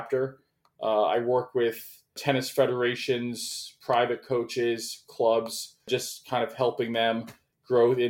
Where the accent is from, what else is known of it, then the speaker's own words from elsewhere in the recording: Tampa, St. Petersburg area, Florida, United States; I grew up in Florida in the Tampa, St. Pete area